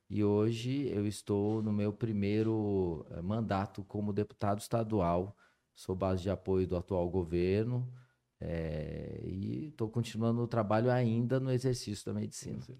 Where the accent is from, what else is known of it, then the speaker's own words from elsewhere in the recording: São José dos Campos, São Paulo, Brazil; eu sou nascido em São José dos Campos, é, morei a minha vida toda por aqui.